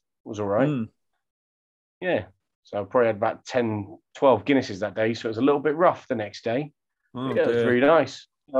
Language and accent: English; Scotland, United Kingdom; moved away; Now I'm Scottish.